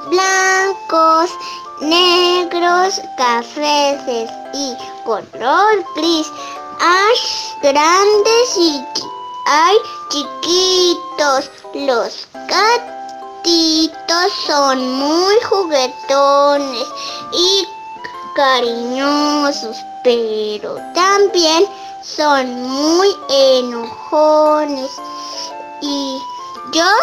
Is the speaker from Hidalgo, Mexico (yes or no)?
yes; Tenango de Doria, Hidalgo, Mexico; Soy de Tenango de Doya, tengo 6 años y estudio en la primaria y pasé a segundo grado.